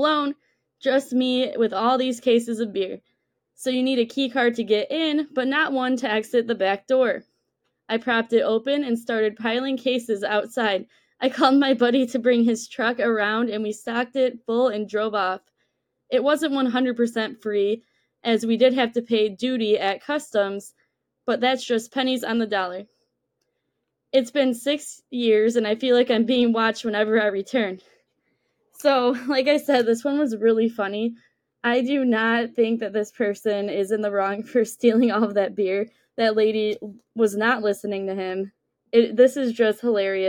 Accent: Detroit, Michigan, United States; I'm 27, born and raised in Metro Detroit

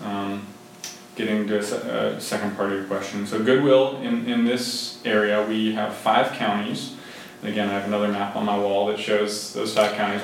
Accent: Boardman, Ohio, United States; also born or lived in Youngstown, Ohio; I'm a uh, Boardman native. So I, I grew up in Boardman

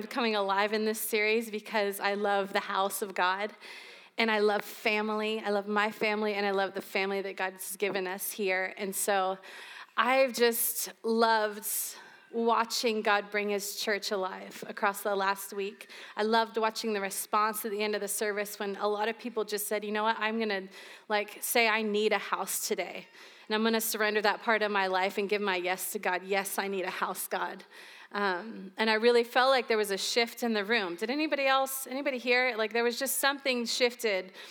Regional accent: St. Augustine, Florida, United States; I grew up here in St. Augustine, but I've lived in the panhandle of Florida.

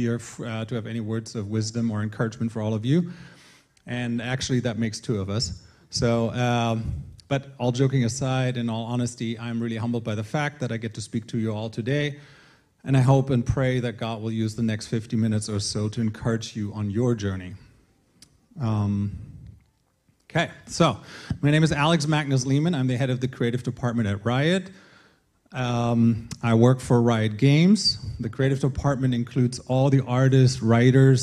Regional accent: Northern Germany, Germany; moved away as an adult; now in Colorado, United States; I was born and raised in Germany before I met my American wife and left Germany at the age of 27.

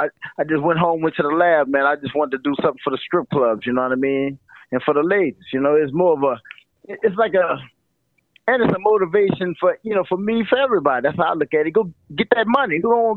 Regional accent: New Orleans, Louisiana, United States; Man, New Orleans. How can I say this, man? It's a New Orleans. We always say, man, if you can make it here, you can make it anywhere.

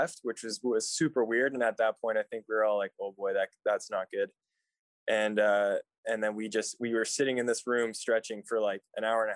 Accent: Abbotsford, British Columbia, Canada; I grew up in Abbotsford, so just came to university just down the road

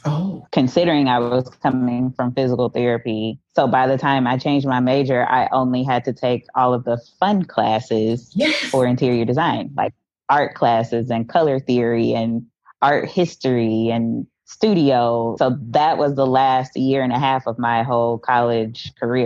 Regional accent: West Memphis, Arkansas, United States; moved away as an adult; also born or lived in Conway, Arkansas / Fort Smith, Arkansas; I was born and raised in West Memphis, Arkansas, so not very far from where I live now

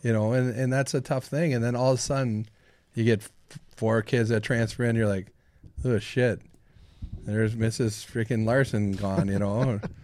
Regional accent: Saint Paul, Minnesota, United States; Born and raised from Saint Paul's East Side

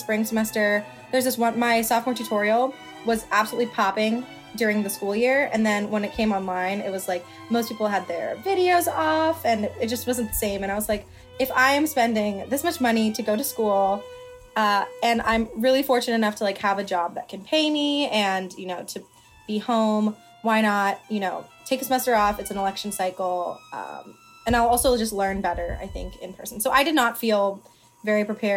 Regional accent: outside of Philadelphia, Pennsylvania, United States; I'm from outside of Philadelphia, where I currently am

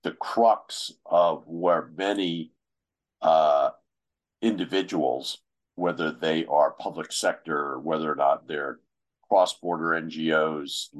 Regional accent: United States; my home country, the U.S.

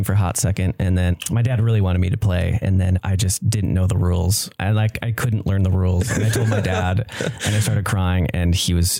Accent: Michigan, United States; I'm from Michigan

